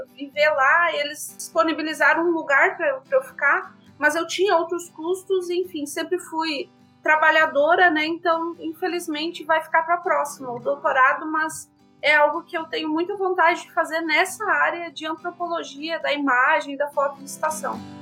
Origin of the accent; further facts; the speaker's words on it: Rio Grande do Sul, Brazil; moved away as an adult; also born or lived in Maringá, Paraná; sou natural do Rio Grande do Sul, vim para Maringá para fazer Ciências Sociais na Universidade Estadual de Maringá